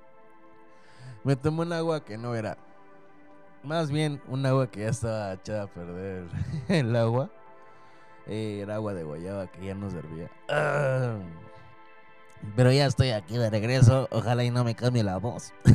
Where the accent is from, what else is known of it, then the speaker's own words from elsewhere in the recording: Tampico, Tamaulipas, Mexico; moved away; cuando voy de vacaciones allá a mi tierra, en Tampico, Tamaulipas